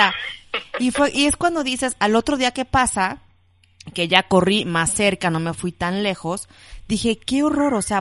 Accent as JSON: {"language": "Spanish", "town": "Coatepec", "region": "Veracruz", "country": "Mexico", "moved": "yes", "lives_now": "Mexico City, Mexico", "said": "de Coatepec, Veracruz"}